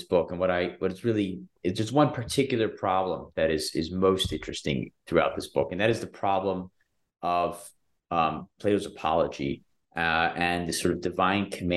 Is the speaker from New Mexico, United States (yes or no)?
no; Athens, Georgia, United States; moved away; also born or lived in Chicago; I grew up in Athens, Georgia, which is a small town in Georgia, with a very small Jewish community.